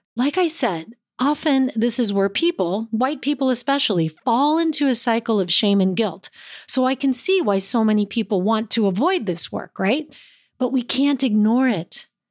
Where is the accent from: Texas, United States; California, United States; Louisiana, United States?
California, United States; East Palo Alto; I grew up in East Palo Alto, in a racially diverse community and within a tight-knit Filipino group.